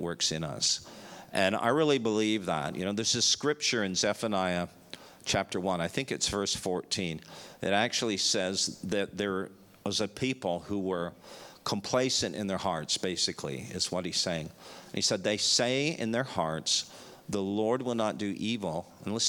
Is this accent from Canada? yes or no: yes; Canada; moved away as an adult; also born or lived in Dallas, Texas / Chicago / Florida; now in Melbourne, Australia; We're from Canada